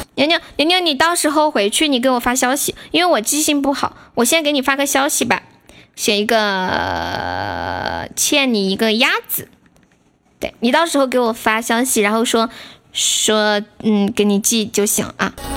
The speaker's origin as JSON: {"language": "Chinese", "region": "Sichuan", "country": "China", "said": "我们四川人"}